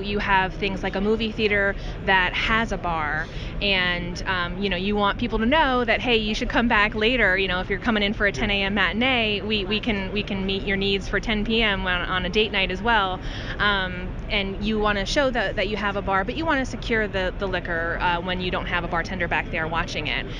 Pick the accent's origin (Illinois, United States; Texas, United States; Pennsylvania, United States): Pennsylvania, United States; Wilkes-Barre; a tornado ripped through my hometown of Wilkes-Barre, Pennsylvania